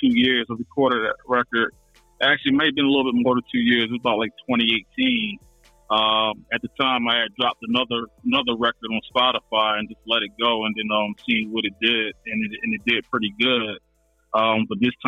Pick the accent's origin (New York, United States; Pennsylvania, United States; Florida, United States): Pennsylvania, United States; Philadelphia; moved away as an adult; now in Atlanta, United States; I'm born and raised in Philadelphia, but I'm in the Atlanta region right now. I've been out here for like 9 years